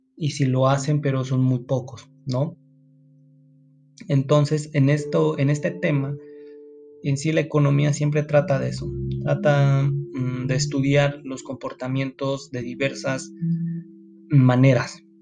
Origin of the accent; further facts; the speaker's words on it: Mexico; nosotros como mexicanos